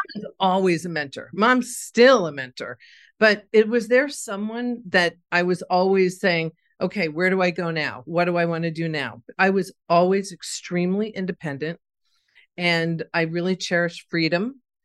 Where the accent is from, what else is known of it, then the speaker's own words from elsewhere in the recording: Scarsdale, New York, United States; I grew up in Scarsdale, New York.